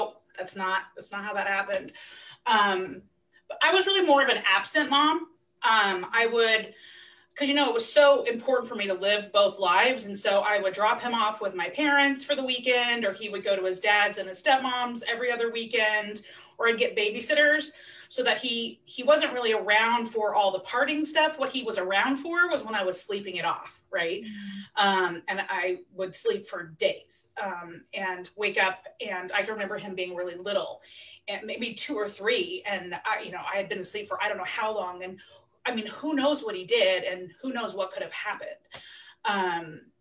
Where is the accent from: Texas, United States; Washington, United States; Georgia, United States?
Washington, United States; Centralia; also born or lived in Seattle; we were living in Centralia, which is where I grew up. It's my hometown.